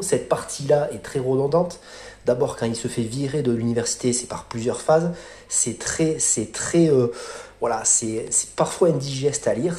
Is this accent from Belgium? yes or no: no; France; quand on montait en tant que Français à Paris